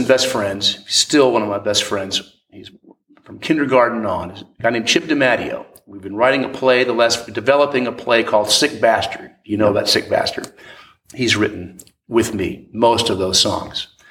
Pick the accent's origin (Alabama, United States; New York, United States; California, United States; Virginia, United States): Virginia, United States; Williamsburg; I grew up in Williamsburg, Virginia